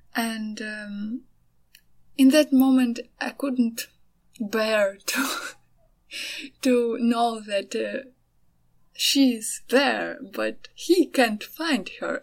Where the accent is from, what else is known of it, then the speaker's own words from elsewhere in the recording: Ukraine; also born or lived in Kyiv; I'm from Ukraine